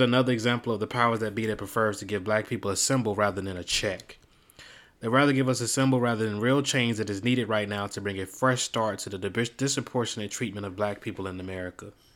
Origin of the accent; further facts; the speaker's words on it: Miami, Florida, United States; the great city of Miami, my hometown